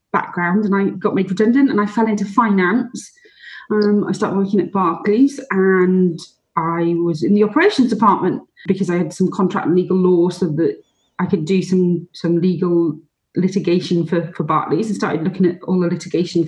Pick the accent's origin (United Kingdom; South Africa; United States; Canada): United Kingdom; Welsh, Wales; being Welsh